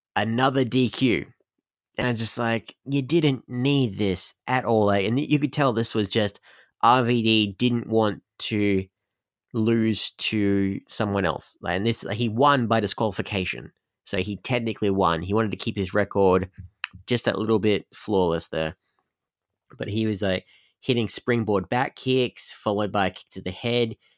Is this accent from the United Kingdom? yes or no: no; Australia; I'm Australian